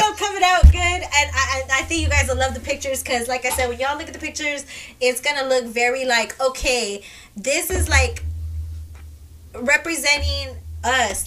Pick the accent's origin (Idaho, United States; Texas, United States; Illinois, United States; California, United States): Texas, United States; Kirby; I grew up at, at in Kirby. I grew up at Sunrise. I grew up in Candlewood. That's where I grew up at.